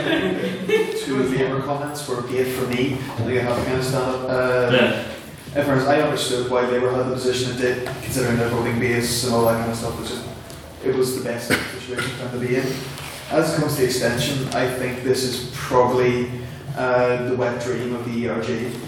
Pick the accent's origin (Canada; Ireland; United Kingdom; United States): Ireland; I'm from the Border County.